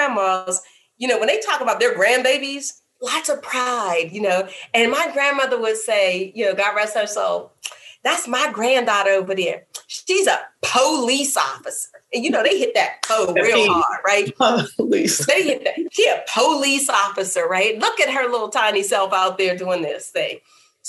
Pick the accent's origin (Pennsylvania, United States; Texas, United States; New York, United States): Pennsylvania, United States; Pittsburgh; now in Charlottesville, United States; I'm from Pittsburgh, which is a heavily unionized steel community.